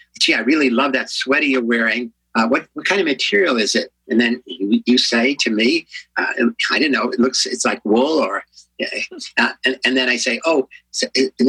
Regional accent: New York, United States; moved away as an adult; now in San Francisco, United States; I'm a New Yorker

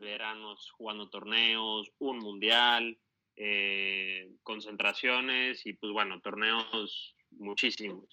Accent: Veracruz, Mexico; also born or lived in Mexico City; yo nací en la Ciudad de México. Entonces, este, a los dos años y medio me fui a vivir a Veracruz

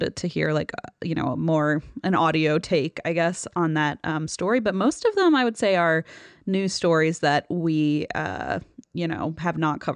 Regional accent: Cincinnati, Ohio, United States; moved away; my hometown and where I moved back to, Cincinnati

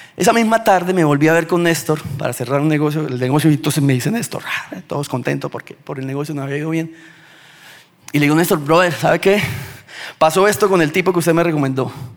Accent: Bucaramanga, Santander, Colombia; De Bucaramanga

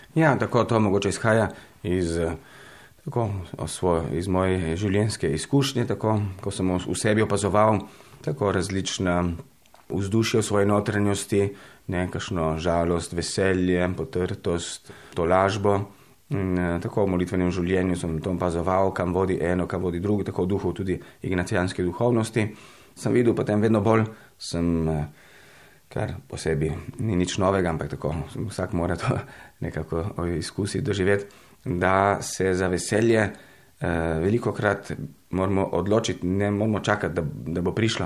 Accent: Italy; moved away as an adult; now in Maribor, Slovenia; sem rojen v Italiji že davnega leta 1970.

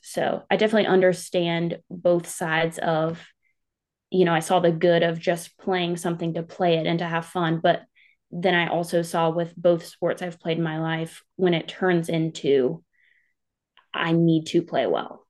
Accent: Clover, South Carolina, United States; I'm from a small town called Clover. It's in South Carolina. Um, I've grown up there most of my life

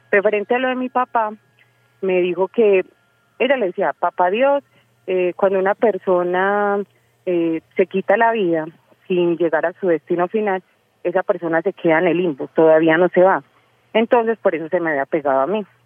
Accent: Medellín, Antioquia, Colombia; soy de Medellín.

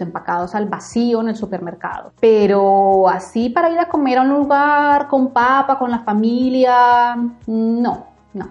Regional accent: Bogotá, Bogotá Capital District, Colombia; moved away as an adult; yo nací, crecí, viví en Bogotá mucho tiempo

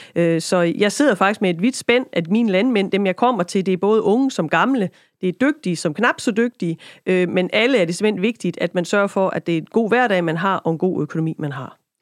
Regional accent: Lemvig, Central Denmark Region, Denmark; now in Kibæk, Denmark; op i Lemvi, øh, er bosiddende nu i Kibæk

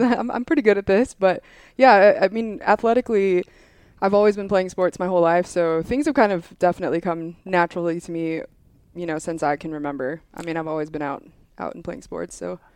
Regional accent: Hawaii, United States; moved away as an adult; I'm originally from Hawaii

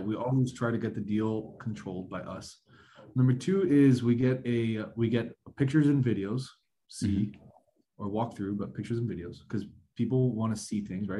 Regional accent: South Florida, United States; born and raised in South Florida

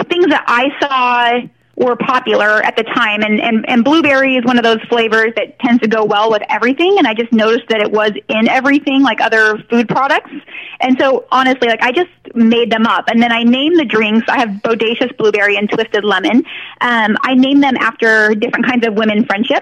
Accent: Northern California, United States; I'm from Northern California, and I grew up with two moms

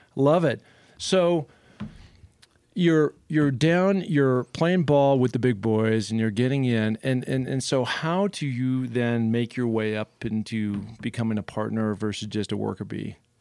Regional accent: Seattle, Washington, United States; I grew up in Seattle

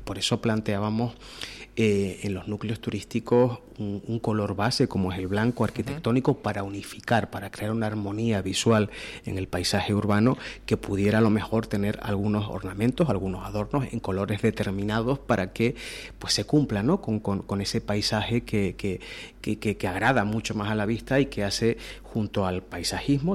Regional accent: Canary Islands, Spain; como canarios

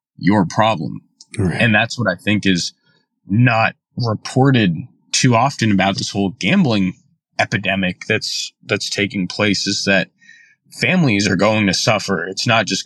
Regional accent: Houston, Texas, United States; also born or lived in San Antonio; now in Dallas, United States; I grew up in Houston and then just went to Trinity for undergrad

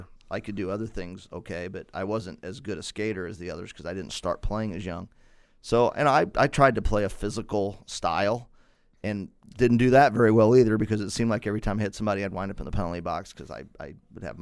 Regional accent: Granite City, Illinois, United States; I'm from Granite.

